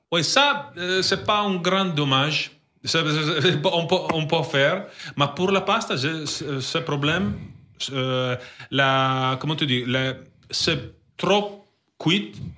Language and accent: French; Italy; French is a second language; moved away; ma ville c'est 3 heures de Milan